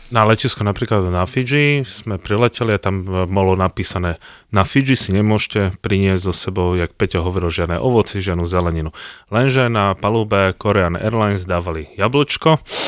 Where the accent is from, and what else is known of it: Slovakia